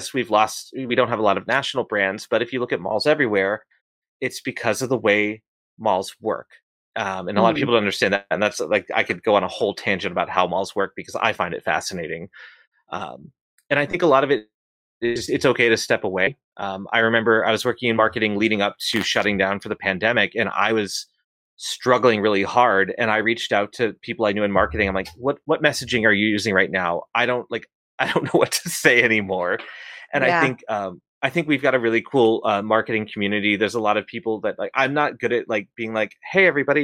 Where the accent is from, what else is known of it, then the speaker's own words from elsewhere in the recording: Boston, Massachusetts, United States; I'm from Boston